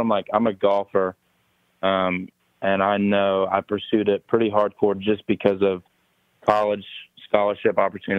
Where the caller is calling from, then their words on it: Charlotte, North Carolina, United States; from Charlotte.